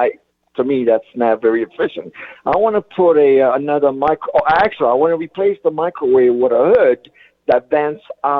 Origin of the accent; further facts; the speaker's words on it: New York, United States; also born or lived in California; I'm from New York.